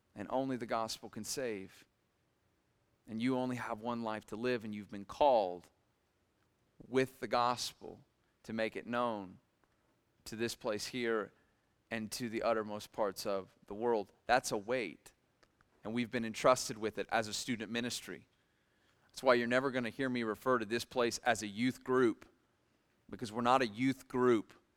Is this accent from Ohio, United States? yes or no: yes; Millersburg, Ohio, United States; I grew up in Millersburg, Ohio